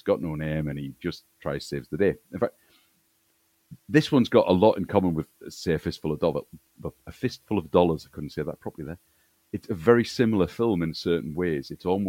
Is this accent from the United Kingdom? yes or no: yes; Newcastle upon Tyne, North East England, United Kingdom; moved away; I'm from Newcastle originally, but I live in Leeds now. But when I get a bit angry, the old Geordie comes out. I mean, I sound a lot more northern than I really am.